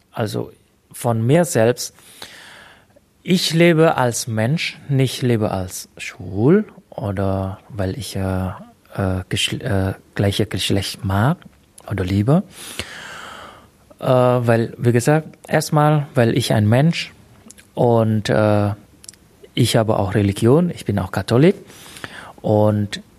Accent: Indonesia; now in Germany; Ich muss ehrlich sagen, okay, trotzdem meine Heimat ist in Indonesien, weil ich Indonesier bin. Äh, hier ist quasi meine zweite Heimat

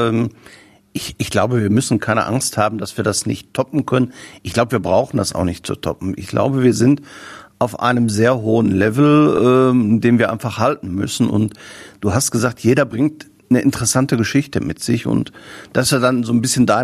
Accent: Herne, North Rhine-Westphalia, Germany; Herne, oder beziehungsweise ich bin ja Wanne Eikler Junge, äh, Herne Wanne Eikel ist meine Heimat, weil ich auch die Menschen hier mag.

